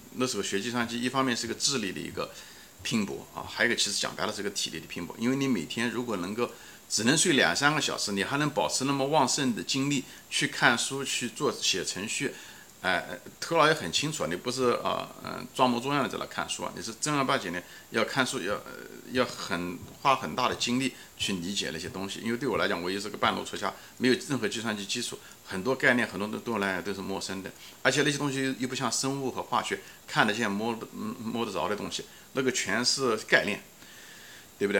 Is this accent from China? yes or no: yes; China; now in United States; 这上面我们中国人是有竞争优势的，虽然我在中国人中没有竞争优势